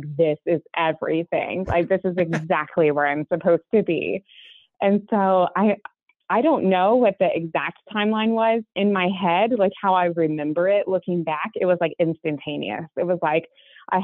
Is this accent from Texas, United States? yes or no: yes; Texas, United States; moved away; I originally grew up in Texas. I'm sure that my accent at some point in this conversation will betray me